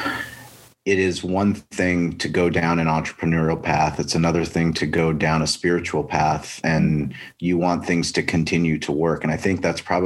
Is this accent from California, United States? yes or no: yes; La Jolla, California, United States; We grew up in La Jolla.